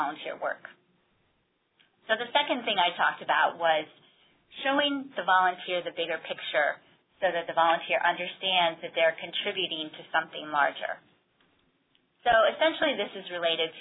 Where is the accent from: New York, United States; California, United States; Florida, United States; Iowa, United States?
Iowa, United States; moved away; a recent trip that I took back to my hometown in Iowa